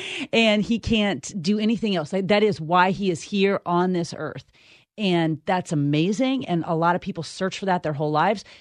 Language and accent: English; Midwest, United States; growing up in the Midwest